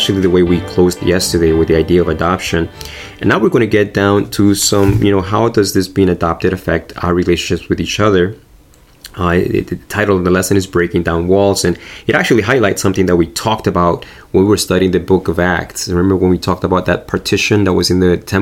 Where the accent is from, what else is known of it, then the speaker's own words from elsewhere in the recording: Argentina; moved away; I grew up in Argentina